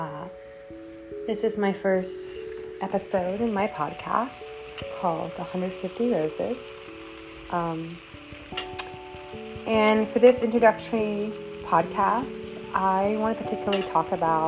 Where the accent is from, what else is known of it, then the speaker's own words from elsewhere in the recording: Austin, Texas, United States; I grew up in Austin, Texas